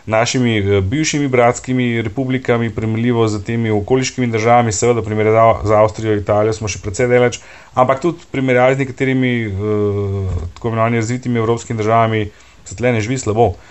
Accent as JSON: {"language": "Slovenian", "country": "Slovenia", "said": "Veš, uh, Slovenci smo zelo hecni narod"}